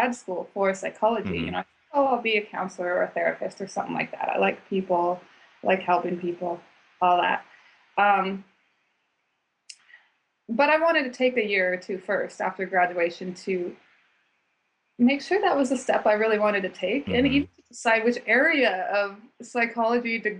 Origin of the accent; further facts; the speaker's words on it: Boise, Idaho, United States; I grew up in Boise, Idaho, which no one knows anything about, but it's a really great place